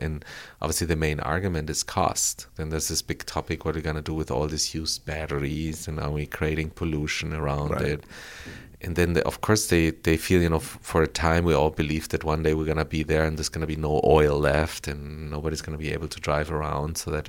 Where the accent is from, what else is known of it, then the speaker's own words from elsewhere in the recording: Bogotá, Colombia; moved away; also born or lived in Frankfurt, Germany; I grew up in Colombia, yeah. I was born and raised in Colombia.